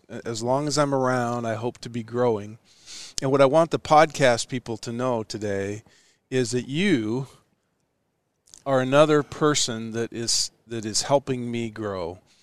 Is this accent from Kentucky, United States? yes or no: no; Ashland, Nebraska, United States; also born or lived in Omaha, Nebraska; I was born in Omaha and raised right here in Ashland where we're sitting.